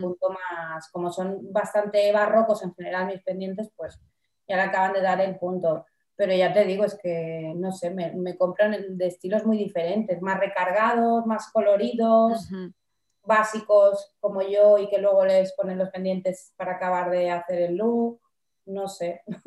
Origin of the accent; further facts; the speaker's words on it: Palma, Balearic Islands, Spain; moved away as an adult; also born or lived in Barcelona; ahora desde hace tres años he vuelto a mi ciudad natal a vivir